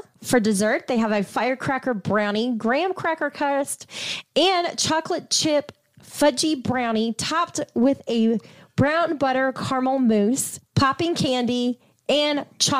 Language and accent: English; Ohio, United States; growing up in Ohio